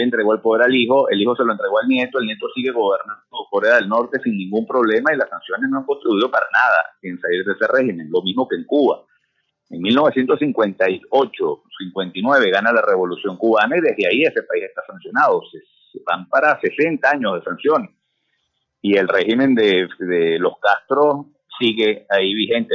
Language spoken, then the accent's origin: Spanish; Venezuela; esas cosas ocurran en mi país